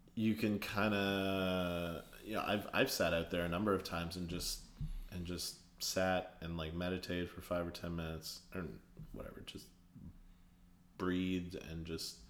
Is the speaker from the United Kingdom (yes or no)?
no; Canada; born or raised there; now in Toronto, Canada